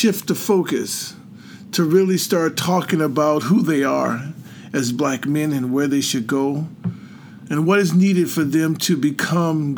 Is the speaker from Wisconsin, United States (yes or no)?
yes; Milwaukee, Wisconsin, United States; moved away; also born or lived in Minnesota / Virginia; born and raised in Milwaukee, Wisconsin